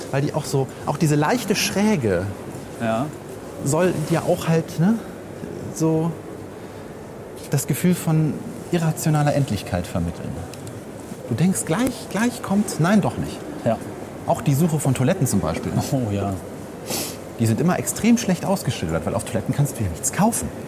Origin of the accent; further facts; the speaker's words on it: Langenfeld, North Rhine-Westphalia, Germany; Also in meiner Heimatstadt Langenfeld ist vor kurzem was Ähnliches passiert.